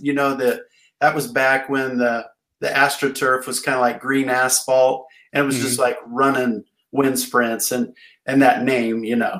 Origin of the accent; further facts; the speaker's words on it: Falls City, Nebraska, United States; And I'm from Fall City.